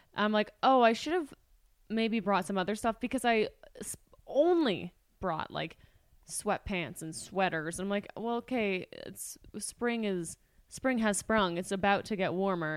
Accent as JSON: {"language": "English", "country": "Canada", "said": "We're Canadian citizens."}